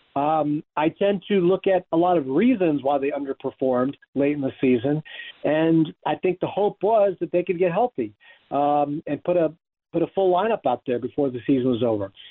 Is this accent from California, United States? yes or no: no; Pennsylvania, United States; I grew up in Pennsylvania